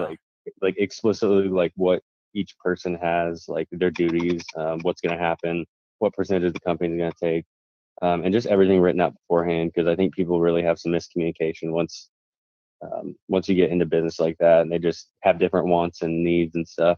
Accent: Wichita, Kansas, United States; where I'm from, I'm from Wichita, Kansas

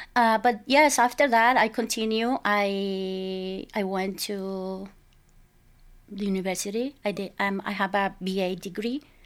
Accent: Culiacán, Sinaloa, Mexico; moved away; I was born and raised in Mexico

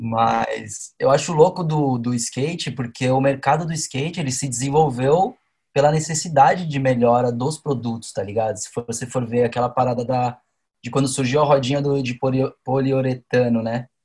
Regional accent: São Paulo, Brazil; nasci em Sampa

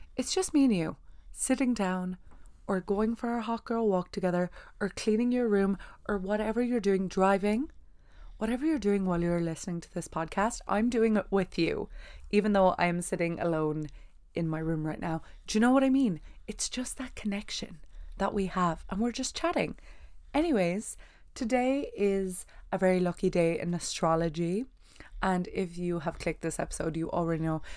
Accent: Ireland; I am from Ireland

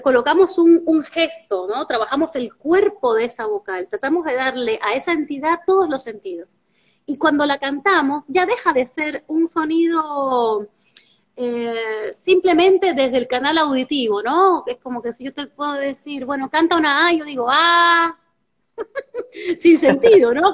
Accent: Cuba; now in Argentina; Representaba a la escuela, representaba a mi municipio, representaba a mi país, a Cuba. Soy cubana

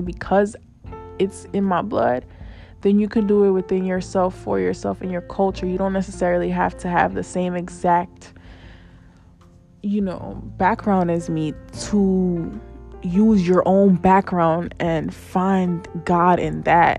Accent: New York City, New York, United States; I'm Black, but I'm a Latina. I'm a New Yorker, but I'm technically from another country because my parents are from there, so I still got that connection.

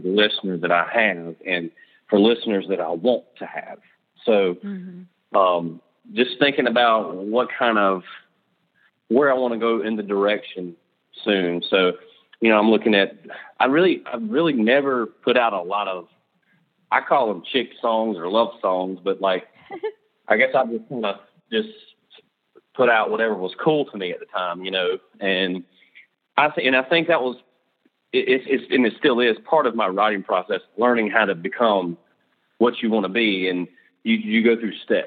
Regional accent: just below Charlotte, South Carolina, United States; I'm from the Charlotte, North Carolina area, actually from South Carolina, but I say Charlotte because it's easier for people that don't know where I'm from. It's just right below Charlotte

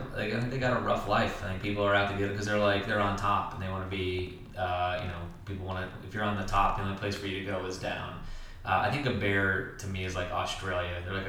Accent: Kentucky, United States; Yeah, because I grew up in Kentucky. I saw them all the fucking time.

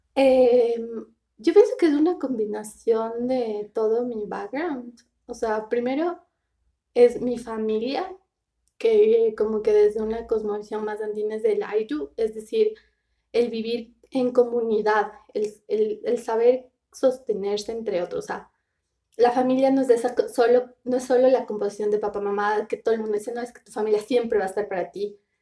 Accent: Riobamba, Chimborazo, Ecuador; moved away; Soy rebambeña, que para mí es súper importante. Soy de Rebamba

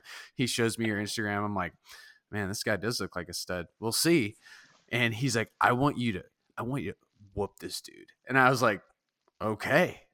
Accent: Southern California, United States; I grew up in Southern California

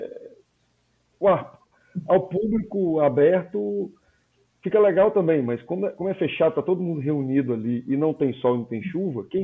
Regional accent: Espírito Santo, Brazil; Me corrija, eu, eu sou capixaba, alguma.

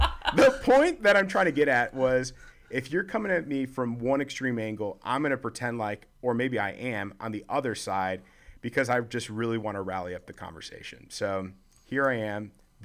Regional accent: Chicago, Illinois, United States; also born or lived in North Carolina / St. Louis / Florida; now in Nashville, United States; the different landscapes that I come from Chicago, then moving to North Carolina – to St. Louis, Florida. Now I'm in Nashville.

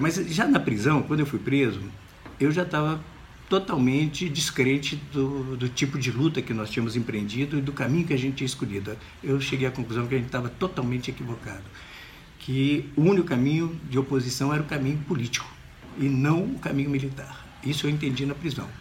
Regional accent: Brazil; moved away as an adult; Eu não nasci no Brasil

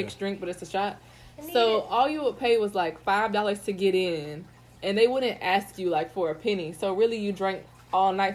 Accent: the South, United States; I'm from the South

